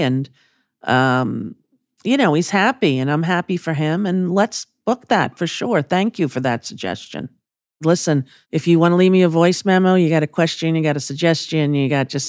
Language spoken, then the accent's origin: English; Huntington, New York, United States; And I was in a comedy club in my hometown of Huntington, Long Island.